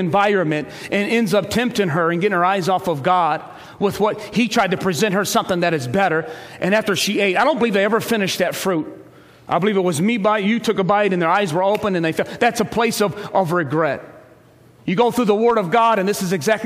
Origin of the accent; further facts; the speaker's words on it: Ecorse, Michigan, United States; I grew up in Ecorse